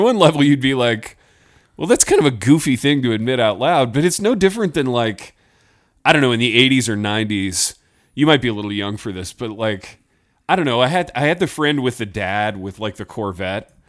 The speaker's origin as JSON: {"language": "English", "region": "Indiana", "country": "United States", "tie": "born or raised there", "said": "growing up in Indiana"}